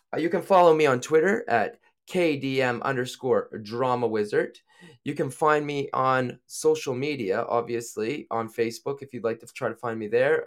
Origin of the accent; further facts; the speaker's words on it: New Brunswick, Canada; moved away as an adult; now in United Kingdom; I am from Canada. I'm from a little province called New Brunswick